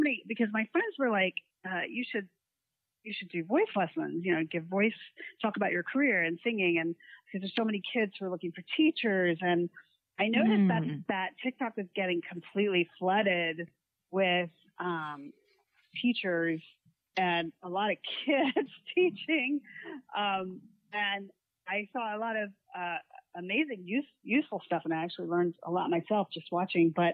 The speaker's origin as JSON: {"language": "English", "region": "Florida", "country": "United States", "tie": "born or raised there", "said": "my hometown"}